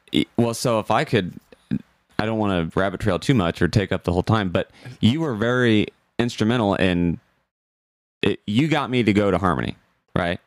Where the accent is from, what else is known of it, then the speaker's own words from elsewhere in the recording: Burlington, Iowa, United States; I'm from Burlington, Iowa.